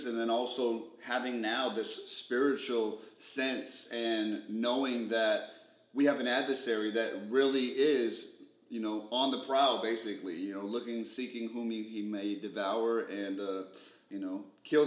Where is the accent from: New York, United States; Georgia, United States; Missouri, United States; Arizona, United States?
Arizona, United States; Phoenix; I grew up in West Phoenix, the Maryville district